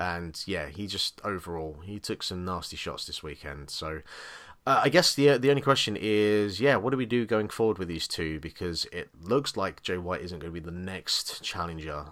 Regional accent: England, United Kingdom; I'm English

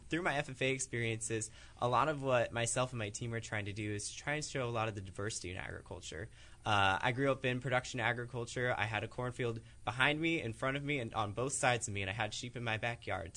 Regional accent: Goose Lake and Clinton area, Eastern Iowa, United States; I'm originally from Eastern Iowa, so around the Goose Lake and Clinton area

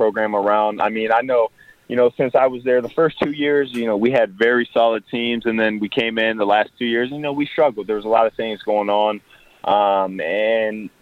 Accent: North Port, Florida, United States; I moved back down to my hometown of Northport, Florida.

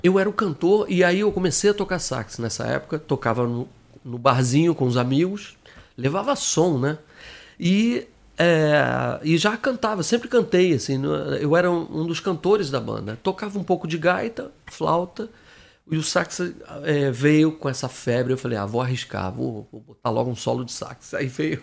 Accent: Brasília, Federal District, Brazil; moved away as an adult; also born or lived in Rio de Janeiro; Em Brasília, que eu sou um carioca que cresceu lá

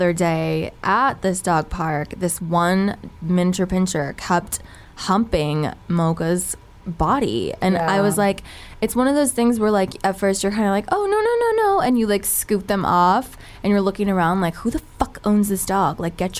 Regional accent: Southern California, United States; as a SoCal girl myself, born and bred.

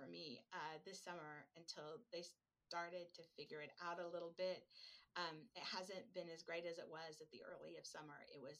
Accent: Oregon, United States; and you all know that I'm from Oregon, different animal, right?

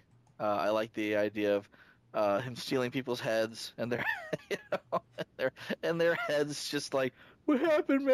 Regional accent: United States; being an American

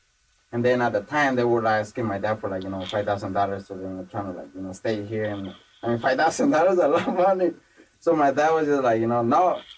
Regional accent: Los Angeles, California, United States; I grew up in MacArthur Park, that's actually where I grew up, in Aiden Westlake, and the neighborhood.

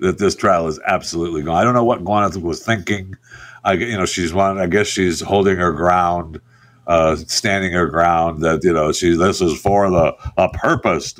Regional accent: Michigan, United States; I was raised in Michigan.

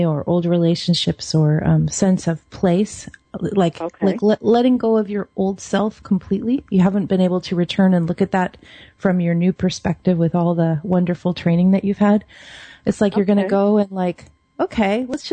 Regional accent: Seattle, Washington, United States; moved away as an adult; now in Oregon, United States; I grew up in Seattle. I live in Oregon now

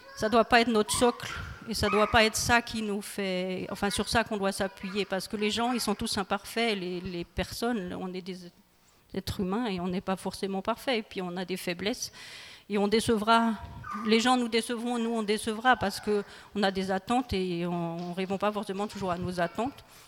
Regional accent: Colmar, Grand Est, France; moved away as an adult; also born or lived in Île-de-France; now in Guebwiller, France; je suis originaire de l'Alsace. J'ai grandi en Alsace

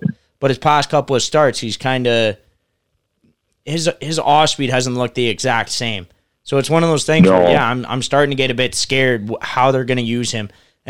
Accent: Canada; we're Canadian

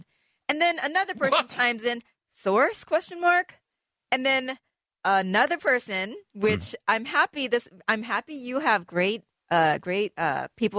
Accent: Boston, Massachusetts, United States; moved away; also born or lived in Denver; I was born in Boston

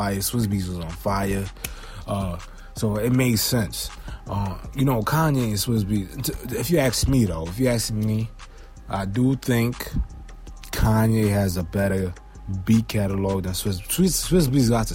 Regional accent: New York City, New York, United States; I'm from Brooklyn

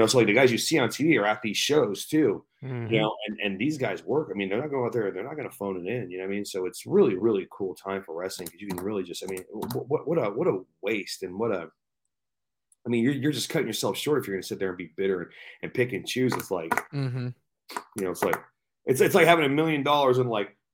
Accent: Washington, United States; I'm from Washington State

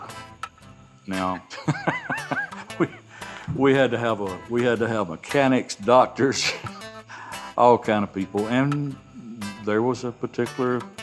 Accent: Rome, Georgia, United States; accent: Southern; Asked me where I was from, and I said, Rome, Georgia.

